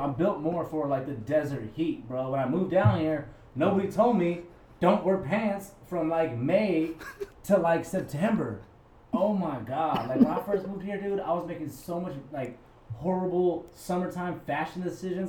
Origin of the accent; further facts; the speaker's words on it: Albuquerque, New Mexico, United States; now in San Antonio, United States; I'm from Albuquerque, New Mexico originally, where we have Mexican American culture mixed in with like Native American culture